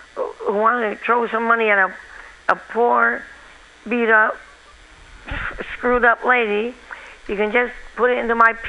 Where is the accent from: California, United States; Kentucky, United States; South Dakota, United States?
California, United States; San Francisco; Oh yeah, I was in San Francisco.